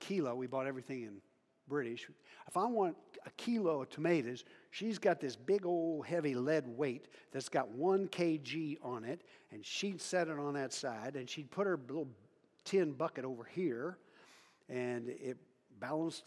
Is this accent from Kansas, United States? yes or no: yes; Western Kansas, United States; I'm from Western Kansas. Talked to farmers today. I'm a farm kid, not a rancher.